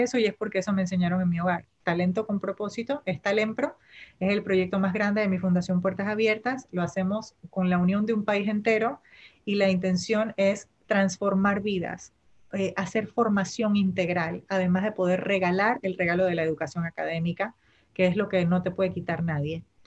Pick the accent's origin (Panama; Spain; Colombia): Panama; first language Spanish; yo nací, crecí en Panamá y digamos que es mi primera lengua